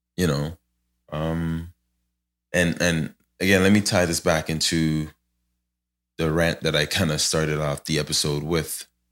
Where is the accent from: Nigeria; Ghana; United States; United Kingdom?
Ghana; moved away; I'm from Ghana